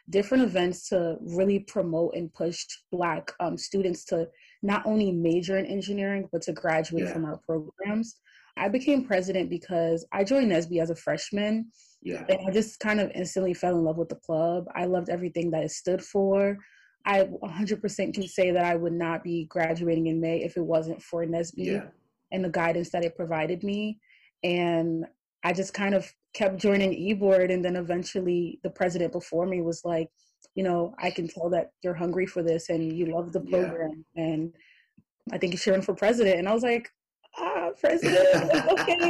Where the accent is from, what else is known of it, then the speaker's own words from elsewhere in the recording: New York City, New York, United States; moved away as an adult; now in Buffalo, United States; I'm originally from Brooklyn, New York